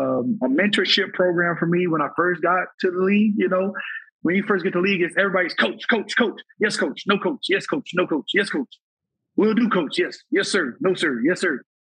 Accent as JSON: {"language": "English", "region": "Minnesota", "country": "United States", "tie": "born there", "said": "the amount of hate I have for Green Bay because I was born in Minnesota, right?"}